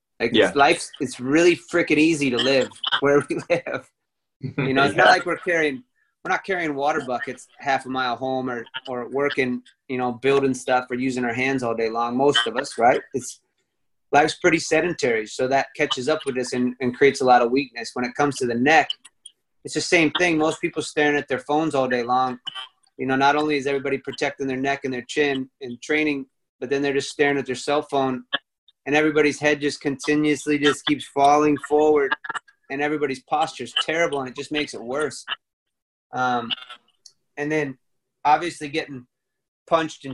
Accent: United States; moved away; also born or lived in Texas / Chicago, Illinois; I grew up in Texas and Chicago

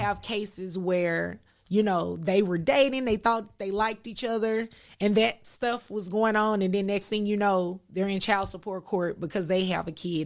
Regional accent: Dallas, Texas, United States; I'm born and raised in Dallas. There's a specific area in Dallas called Oak Cliff

